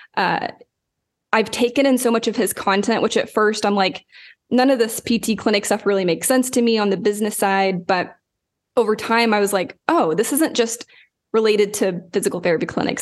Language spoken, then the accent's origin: English; Lawton, Oklahoma, United States; moved away; I grew up in Lawton, Oklahoma